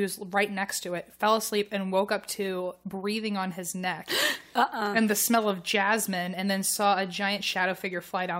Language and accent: English; United States; accent: American; in my American accent